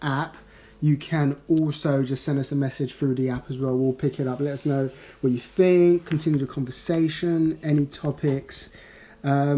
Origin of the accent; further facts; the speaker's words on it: Ghana; now in United Kingdom; growing up in Ghana